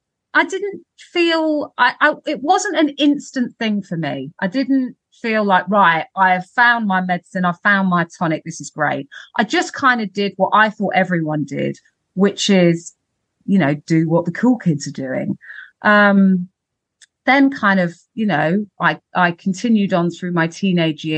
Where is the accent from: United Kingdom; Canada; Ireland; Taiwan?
United Kingdom; London; growing up in Camden and Primrose Hill